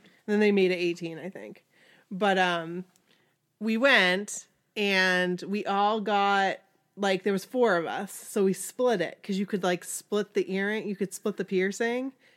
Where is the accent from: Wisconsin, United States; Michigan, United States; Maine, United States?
Maine, United States; We're from Maine.